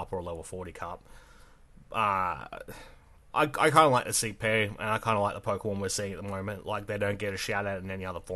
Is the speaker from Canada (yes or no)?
no; Australia; I am too Australian